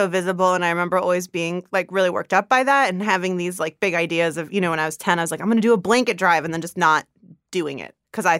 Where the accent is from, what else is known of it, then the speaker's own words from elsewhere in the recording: California, United States; I grew up in the Bay Area.